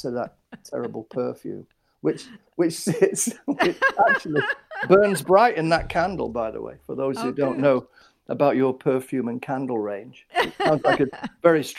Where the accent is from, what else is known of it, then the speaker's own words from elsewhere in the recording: Manchester, North West England, United Kingdom; we moved from North Manchester to South Manchester, which is Burnage, which is where I grew up between about the age of 8 and 18.